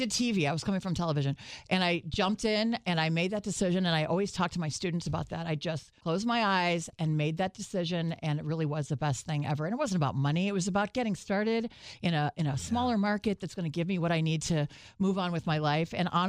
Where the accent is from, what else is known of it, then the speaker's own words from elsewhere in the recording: Lake Zurich, Illinois, United States; also born or lived in Peoria, Illinois / Rockford, Illinois; I'm from Lake Zurich, which is just a northwest suburb of Chicago, and I went to high school up there.